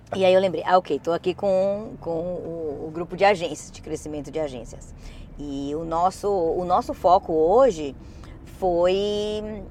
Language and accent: Portuguese; Brazil; now in United States; a gente tem, como brasileiro